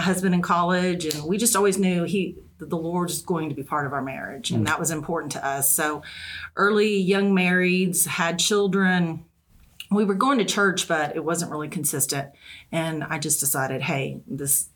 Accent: Texas, United States; moved away as an adult; now in Northwest Arkansas, United States; We're originally from Texas, so our family's still close and we can visit anytime

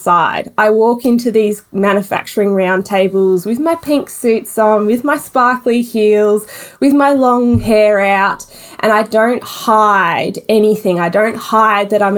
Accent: Melbourne, Victoria, Australia; Melbourne born and bred.

